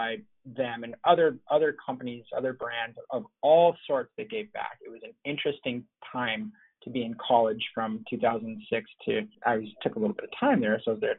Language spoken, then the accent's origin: English; Los Angeles, California, United States; My dad was an importer of eyewear for like 40 years. So growing up